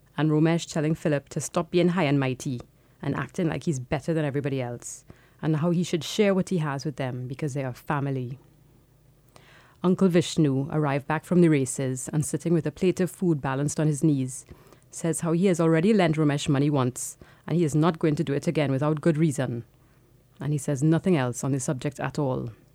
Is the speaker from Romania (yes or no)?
no; Trinidad & Tobago; moved away as an adult; now in London, United Kingdom; I was born in Trinidad and I lived there until I was eighteen.